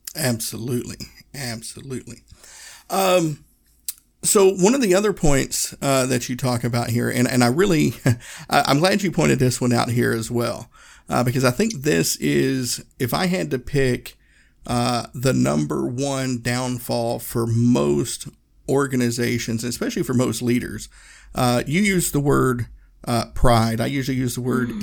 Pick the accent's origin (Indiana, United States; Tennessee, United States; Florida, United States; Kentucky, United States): Tennessee, United States; Northeast; I grew up in Tennessee. I grew up in Northeast Tennessee